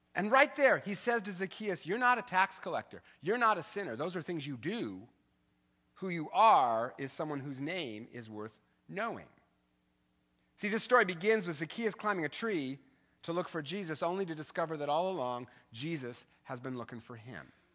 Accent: Eastern Washington, United States; I grew up in the Eastern Washington

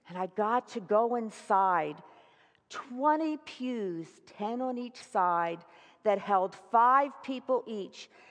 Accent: Philadelphia, Pennsylvania, United States; moved away; Philadelphia, my hometown

